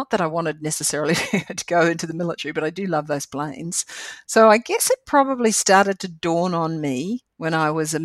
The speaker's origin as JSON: {"language": "English", "country": "New Zealand", "tie": "born or raised there", "also_born_or_lived": "Bermuda", "moved": "as an adult", "said": "I'm a lucky Kiwi. So it comes from growing up in a land, you know, at a time where the government paid me to go to university"}